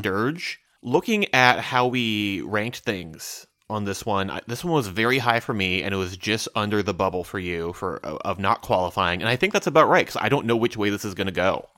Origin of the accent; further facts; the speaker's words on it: Midwest, United States; as a Midwesterner